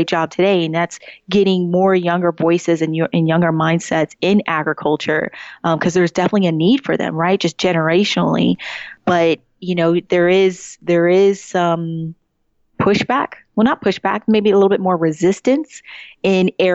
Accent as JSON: {"language": "English", "town": "Woodbridge", "region": "Virginia", "country": "United States", "said": "I'm originally from Woodbridge, Virginia, still, I would say, part of the Northern Virginia area"}